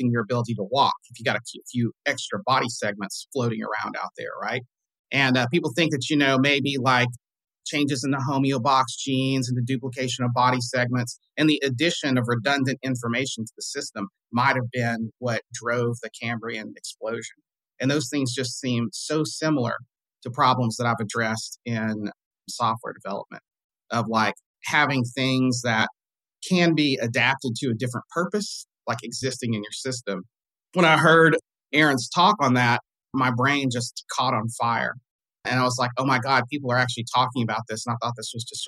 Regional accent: the South, United States; I grew up in the South in the Baptist church.

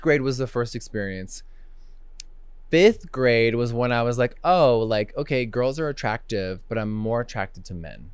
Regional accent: Huntington Beach, California, United States; moved away as an adult; also born or lived in Los Angeles; now in Wyoming, United States; I'm from Huntington Beach, seven one four

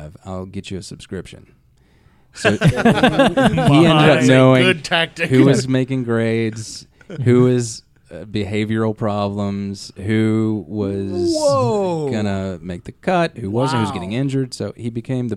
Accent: White Bluff, Tennessee, United States; I grew up in White Bluff, Tennessee

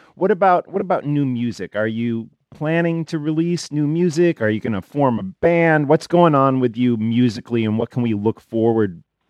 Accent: New Jersey, United States; my home state here

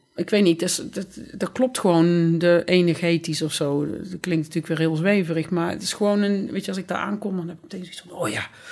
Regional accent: Boxtel, North Brabant, Netherlands; moved away as an adult; also born or lived in Amsterdam; now in Berlin, Germany; ik ben in Bokstel geboren

